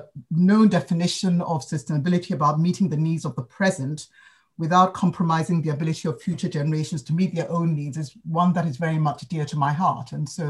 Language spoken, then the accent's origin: English; Ghana; also born or lived in United Kingdom; now in London, United Kingdom; it's because I am African. I'm from Ghana, bred in Ghana, where I was born in the UK, but bred thoroughly in Ghana. Spent my life between the continent, that continent, and the UK.